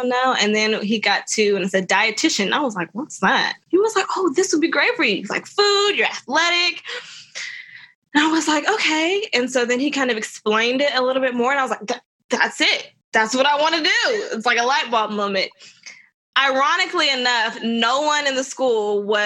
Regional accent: Tullahoma, Tennessee, United States; I grew up in Tullahoma.

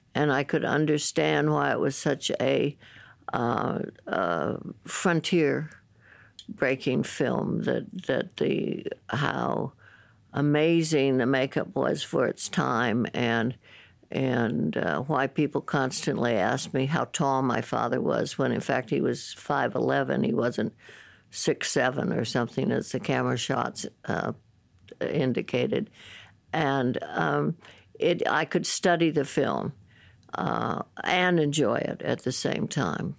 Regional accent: San Francisco, California, United States; I grew up in San Francisco

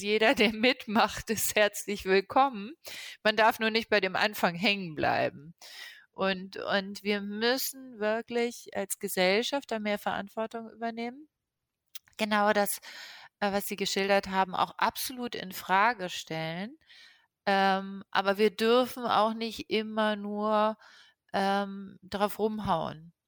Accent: Lisbon, Portugal; moved away; ich bin in Lissabon geboren

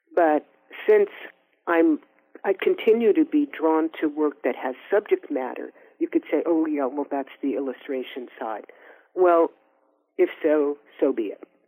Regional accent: Oakland, California, United States; we're also both from Oakland.

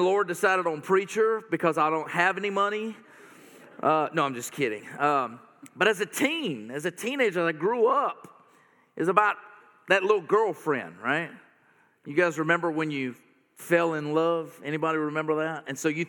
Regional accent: North Carolina, United States; I'm from North Carolina

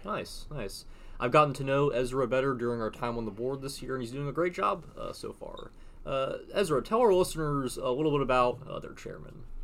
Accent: Tennessee, United States; moved away as an adult; now in Washington, United States; my home state of Tennessee

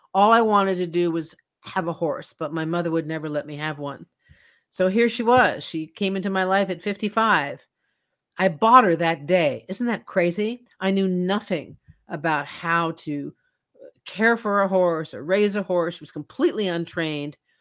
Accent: Washington, District of Columbia, United States; growing up in Washington, D C

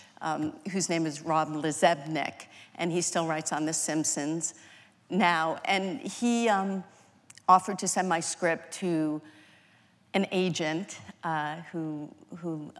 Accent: Massachusetts and New Hampshire, New England, United States; I grew up in Massachusetts and New Hampshire, very New England

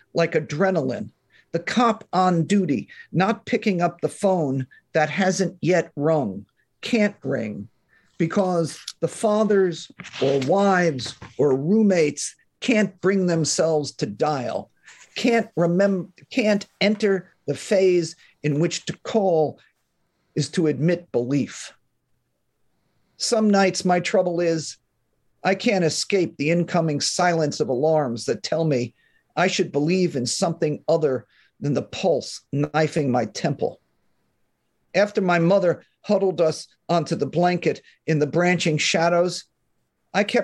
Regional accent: northern New Jersey, United States; also born or lived in Manhattan, New York; now in California, United States; I was born in Manhattan, raised in northern New Jersey. And I live in California now

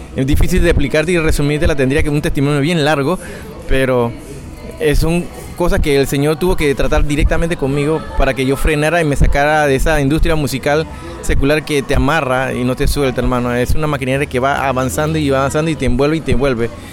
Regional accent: Panama; soy panameño de nacimiento, soy hijo de chino con panameño

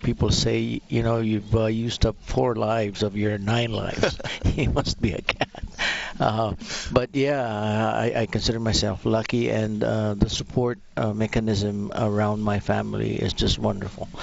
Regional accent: Philippines; now in Alberta, Canada; I'm originally from the Philippines

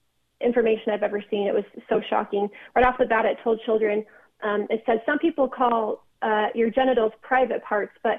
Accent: Orem, Utah, United States; my hometown in Orem, Utah.

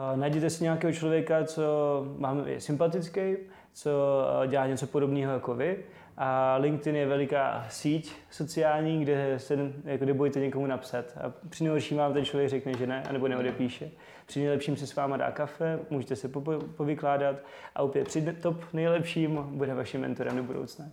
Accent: Zlín, Zlín Region, Czechia; also born or lived in Prague; pocházím ze Zlína, vlastně, kde jsem se narodil, doteď uh, tam žiju v Střídavě s Prahou

